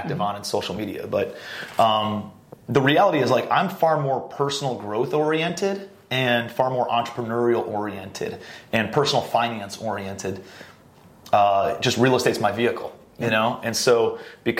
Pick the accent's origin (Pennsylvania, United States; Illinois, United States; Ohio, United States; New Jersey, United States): Ohio, United States; Cleveland; I'm a blue-collar kid from Cleveland, Ohio